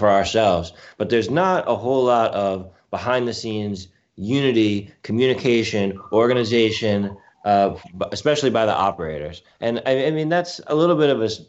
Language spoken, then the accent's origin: English; Westchester, New York, United States; I'm a New Yorker. You know, I grew up in Westchester